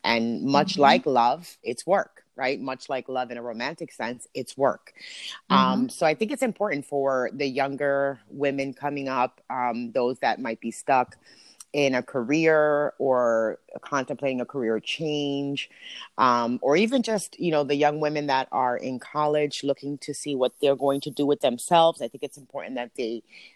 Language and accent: English; Hudson, New Jersey, United States; also born or lived in Paterson, New Jersey; Born in Paterson, raised in Hudson